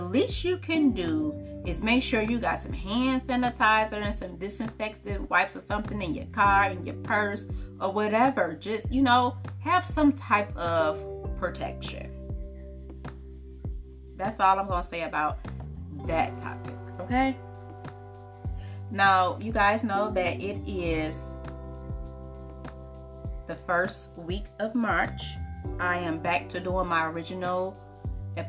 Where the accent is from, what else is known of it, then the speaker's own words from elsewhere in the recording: Highland Park, Michigan, United States; I am from Detroit, Michigan, or Highland Park, Michigan